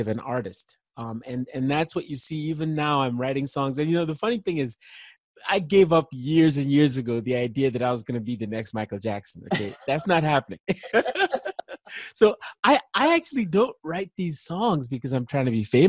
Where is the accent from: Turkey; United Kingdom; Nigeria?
Nigeria; I was born in Nigeria in the 60s, late 60s. And there was a civil war going on